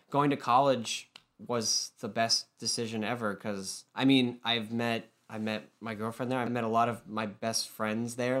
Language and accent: English; Massachusetts, United States; also born or lived in Savannah, Georgia; I am from Massachusetts, but I went to school and for two years in Savannah, Georgia